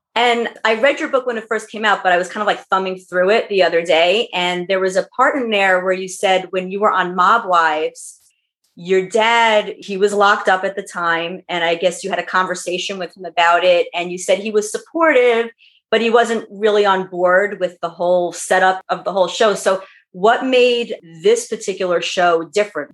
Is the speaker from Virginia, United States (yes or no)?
no; New York, United States; growing up in New York